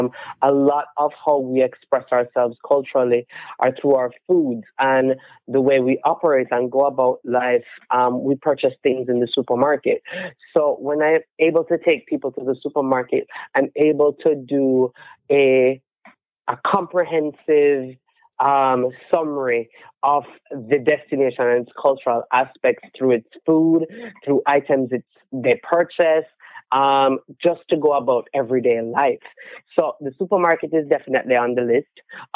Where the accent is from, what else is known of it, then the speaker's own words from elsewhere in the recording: Jamaica; also born or lived in Chicago area; now in Chicago, United States; growing up in Jamaica